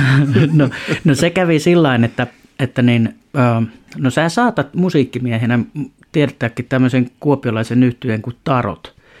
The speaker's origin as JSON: {"language": "Finnish", "town": "Lempäälä", "region": "Pirkanmaa", "country": "Finland", "tie": "born or raised there", "also_born_or_lived": "Tampere", "lives_now": "Vesilahti, Finland", "said": "mä oon suurimman osan elämästäni sen, ja sen vielä vauhdikkaan nuoruuden elänyt kyllä Lempäälässä, mutta ihan jos oikein tarkkaan katsotaan, niin mä oon syntynyt Piispalassa tuossa Tampereella"}